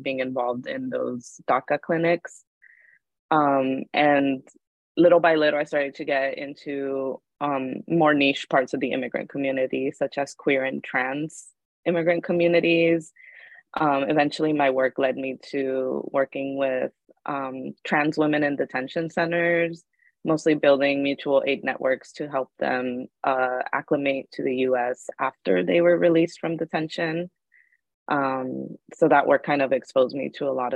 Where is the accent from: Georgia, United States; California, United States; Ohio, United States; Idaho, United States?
California, United States; San Gabriel Valley; also born or lived in Mérida, Yucatán, Mexico; I'm from Mérida, Yucatan, Mexico, but I grew up in 2001 onward in the San Gabriel Valley in California